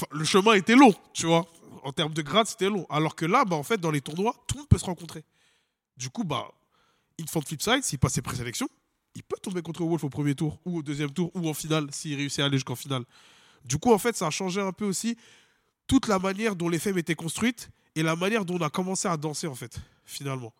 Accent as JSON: {"language": "French", "country": "France", "said": "On est français"}